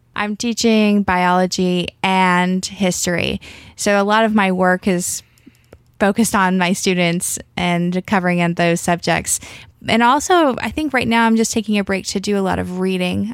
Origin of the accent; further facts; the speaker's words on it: Alabama, United States; I grew up in Alabama